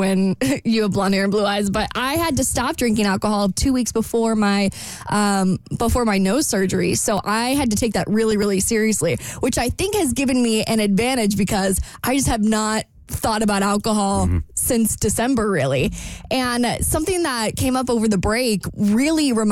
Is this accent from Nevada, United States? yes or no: no; Jacksonville, Florida, United States; this really fun part of town in my hometown.